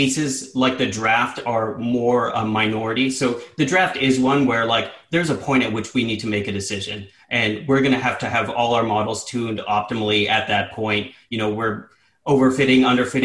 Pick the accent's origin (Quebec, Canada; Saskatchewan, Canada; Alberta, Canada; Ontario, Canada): Ontario, Canada; Sudbury; moved away; I grew up a Steelers fan in the 90s, growing up in Northern Ontario